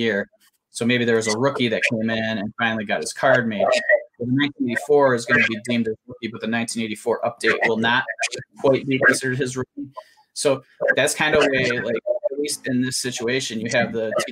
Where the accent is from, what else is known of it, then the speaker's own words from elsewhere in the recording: United States; my experience as an American collector